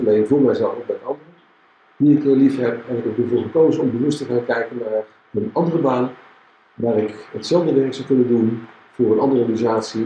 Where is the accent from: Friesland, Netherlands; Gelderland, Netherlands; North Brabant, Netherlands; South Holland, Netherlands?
North Brabant, Netherlands; Tilburg; Ik ben 61, ik ben geboren in Tilburg, ik woon in Tilburg